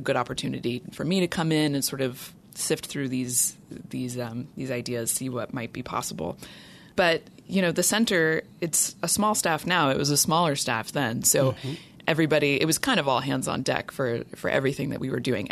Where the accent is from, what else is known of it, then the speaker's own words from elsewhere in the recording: North Carolina, United States; moved away as an adult; also born or lived in Tennessee; I am from North Carolina originally